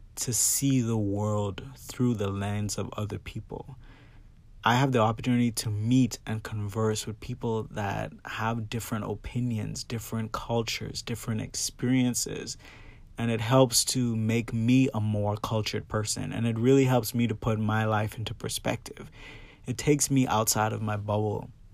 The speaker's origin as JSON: {"language": "English", "country": "Bahamas", "tie": "born or raised there", "moved": "yes", "lives_now": "Florida, United States", "said": "I grew up in the Bahamas and now I'm living in Florida"}